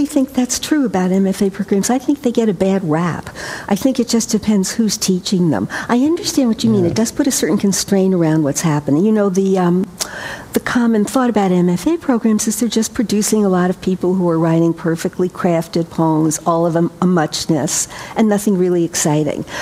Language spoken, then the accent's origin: English; New York, United States; I grew up in New York